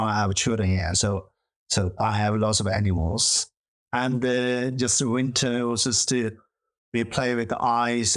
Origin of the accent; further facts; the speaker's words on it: Tibet, China; English is a second language; moved away as an adult; also born or lived in India; now in Oxford, United Kingdom; I'm from Tibet. So I grew up like a very rural place and uh, some nomad uh, family